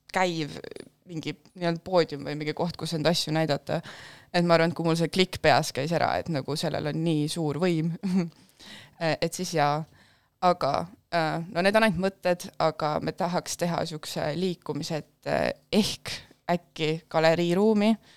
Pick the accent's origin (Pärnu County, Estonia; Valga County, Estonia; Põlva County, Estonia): Pärnu County, Estonia; Pärnu; ma olen äh, Pärnust pärit